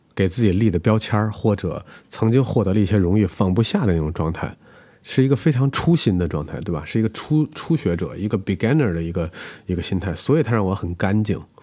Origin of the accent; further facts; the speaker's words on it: China; 我们中国人